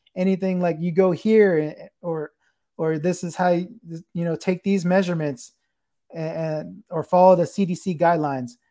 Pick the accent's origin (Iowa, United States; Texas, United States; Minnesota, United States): Texas, United States; San Antonio; I'm from here. I'm from, uh, the San Antonio area